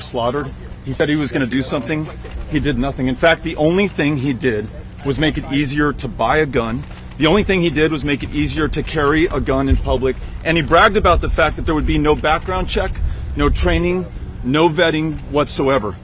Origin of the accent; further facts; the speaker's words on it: El Paso, Texas, United States; my hometown of El Paso